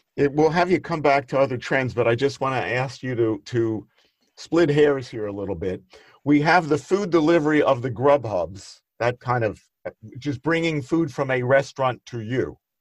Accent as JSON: {"language": "English", "town": "Philadelphia", "region": "Pennsylvania", "country": "United States", "tie": "born or raised there", "said": "I grew up in Northeast Philadelphia"}